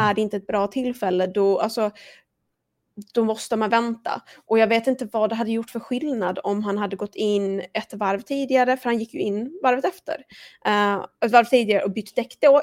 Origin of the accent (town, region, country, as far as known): Sweden